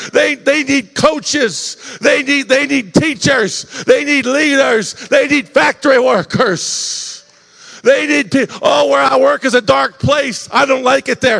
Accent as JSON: {"language": "English", "region": "Ohio", "country": "United States", "tie": "born or raised there", "moved": "yes", "lives_now": "Indiana, United States", "said": "I was raised in Ohio."}